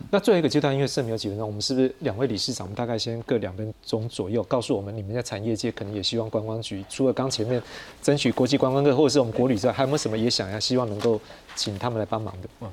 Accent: Taiwan; 我们台湾人蛮喜欢去日本

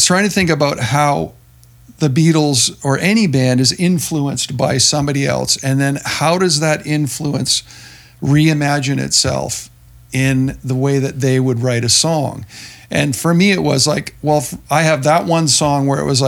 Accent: Hamilton, Ontario, Canada; we all grew up in Hamilton

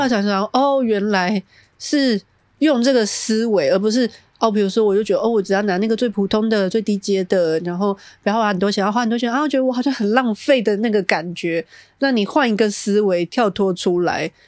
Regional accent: Taiwan; 我们台湾人

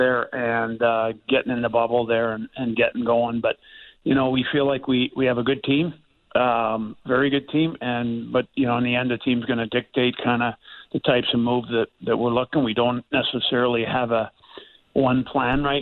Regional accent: Pittsburgh, Pennsylvania, United States; when I was a child growing up in Pittsburgh watching my dad play

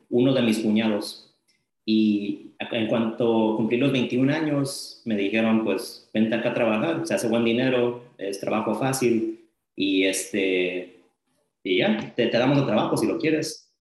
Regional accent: Los Angeles, California, United States; also born or lived in Las Vegas, Nevada; now in Visalia, United States; nací en mi departamento y ahí viví hasta los ocho años. Pero sí, del centro de Los Ángeles, a poco después ah, nos mudamos a este, Las Vegas porque había más oportunidades de trabajo para mis padres y ahí viví un buen tiempo, entonces crecí en Los Ángeles y también en Las Vegas

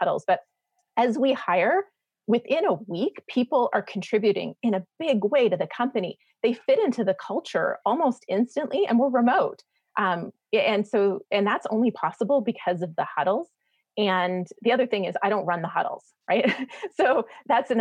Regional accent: Canada; moved away as an adult; now in United States; I'm a Canadian living in the States

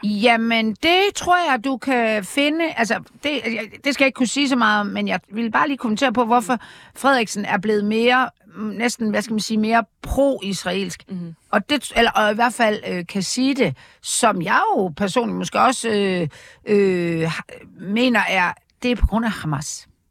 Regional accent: Aarhus, Central Denmark Region, Denmark; i Aarhus, hvor jeg voksede op

